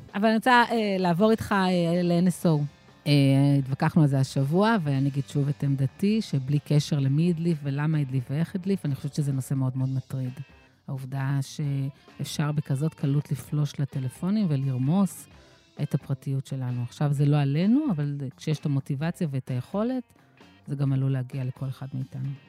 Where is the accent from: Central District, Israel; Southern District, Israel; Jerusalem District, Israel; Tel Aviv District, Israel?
Southern District, Israel; Ashdod; כשהייתי ילדה באשדוד של שנות ה-70 וה-80